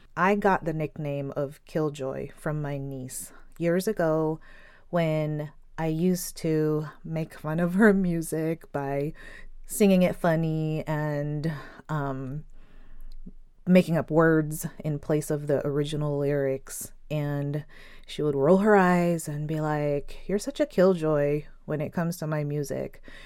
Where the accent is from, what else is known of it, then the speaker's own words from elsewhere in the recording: Philippines; I'm Filipino